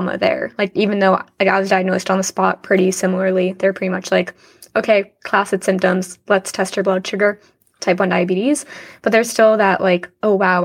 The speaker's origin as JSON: {"language": "English", "region": "New Jersey", "country": "United States", "said": "I'm from Jersey"}